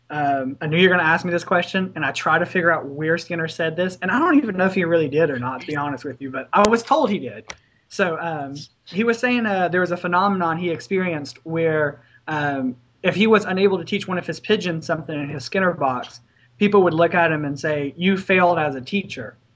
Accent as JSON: {"language": "English", "region": "Louisiana", "country": "United States", "tie": "born or raised there", "said": "I was born and raised here in Louisiana and decided to stay local for my education."}